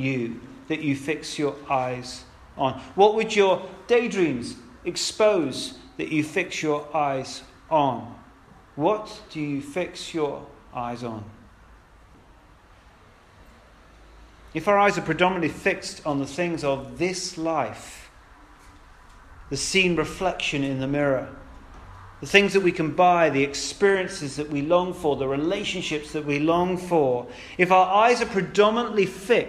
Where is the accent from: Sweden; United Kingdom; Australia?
United Kingdom; we're British